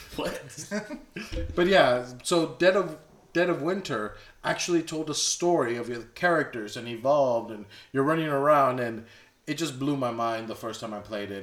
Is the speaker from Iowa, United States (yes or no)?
no; Bronzeville, Texas, United States; I'm from Bronzeville, Texas